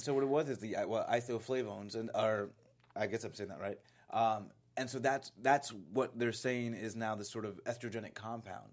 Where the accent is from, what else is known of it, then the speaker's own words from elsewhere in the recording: Florida, United States; I grew up in Florida